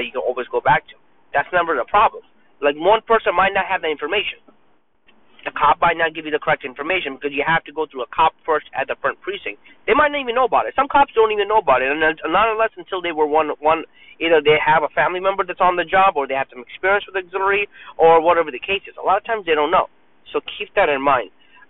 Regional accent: New York City, New York, United States; I was born and raised in Brooklyn, New York

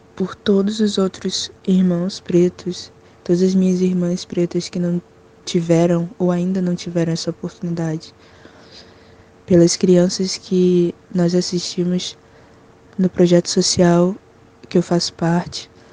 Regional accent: Rio de Janeiro, Brazil; Nascida e criada no Complexo da Penha, Morro da Chatuba, no Rio de Janeiro

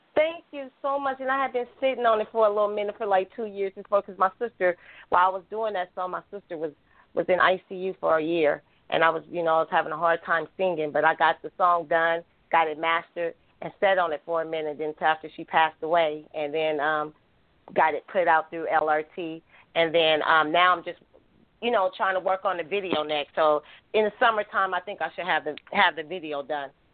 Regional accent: Oakland, California, United States; also born or lived in Milwaukee; I'm from the same hometown she's from, from North Oakland

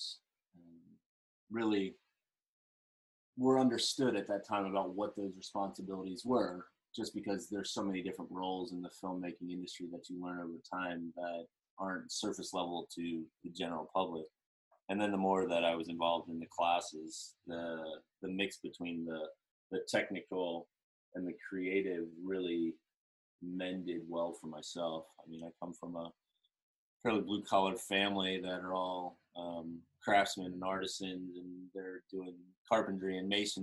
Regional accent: Central Maryland, United States; moved away as an adult; also born or lived in Central Pennsylvania / Santa Barbara; I grew up in Central Maryland

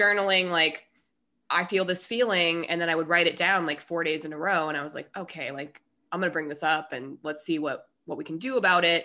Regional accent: Colorado, United States; moved away as an adult; also born or lived in Minnesota; now in California, United States; I was born in Minnesota. I moved to Colorado now. It's ten, so I'm from Colorado mostly.

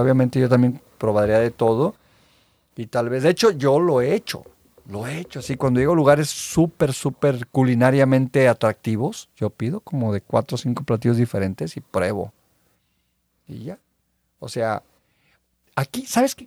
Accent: Veracruz, Mexico; now in Los Angeles, United States; soy de Veracruz

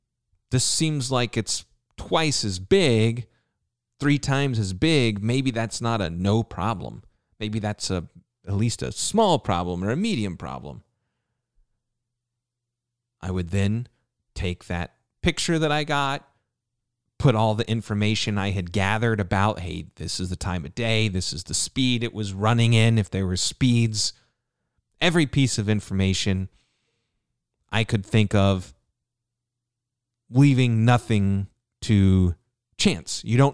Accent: New Jersey, United States; I'm from New Jersey. And I stared at him.

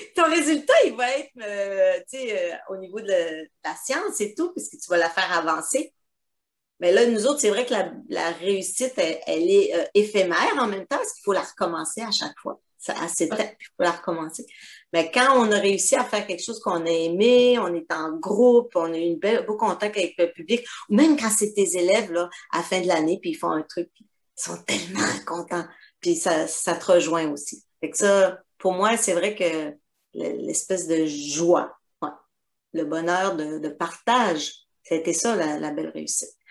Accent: Quebec, Canada; moved away as an adult; now in Guadeloupe; ça fait donc 21 ans que je suis partie du Québec

